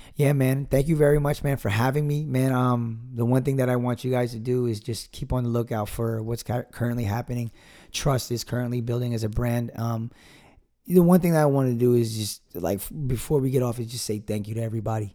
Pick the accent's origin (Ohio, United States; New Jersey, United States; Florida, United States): New Jersey, United States; Piscataway; my hometown of Piscataway, New Jersey